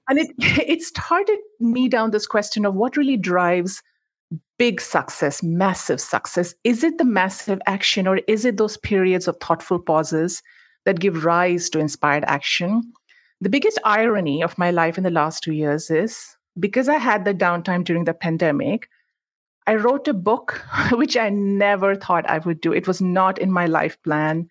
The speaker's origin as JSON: {"language": "English", "country": "India", "tie": "born or raised there", "moved": "as an adult", "lives_now": "United States", "said": "I'm actually originally from India. That's where I grew up, and I moved to the U S for grad school, decided to stay on."}